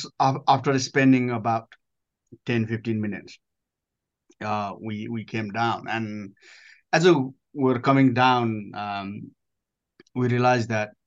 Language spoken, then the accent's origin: English; Nepal; moved away as an adult; I grew up in Nepal up to age of 19, looking the mountain pretty much every day.